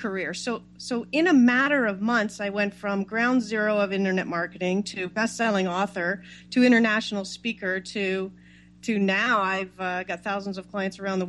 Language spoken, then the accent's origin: English; Toronto, Ontario, Canada; moved away as an adult; now in California, United States; I'm from Toronto, Canada, and I moved to California to start this new internet thing.